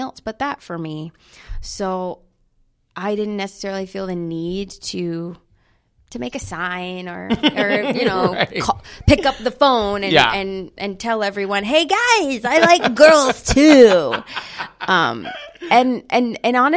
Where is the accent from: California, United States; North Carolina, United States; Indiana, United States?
North Carolina, United States; now in New York City, United States; I'm from North Carolina